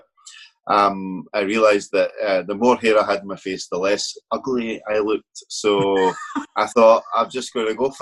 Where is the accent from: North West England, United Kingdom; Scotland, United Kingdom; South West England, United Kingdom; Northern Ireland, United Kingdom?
Scotland, United Kingdom; Glasgow; I'm from Glasgow, which is obviously west coast of the country